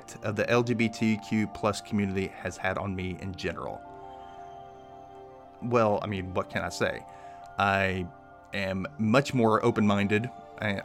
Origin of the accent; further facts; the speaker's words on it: the South, United States; I'm from the South. It is not the most open-minded place in the world